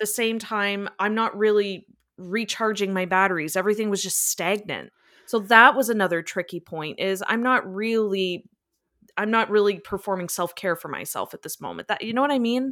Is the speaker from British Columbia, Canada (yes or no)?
no; Niagara, Ontario, Canada; moved away as an adult; now in London, Canada; I moved from my hometown, Niagara, and I moved to London, Ontario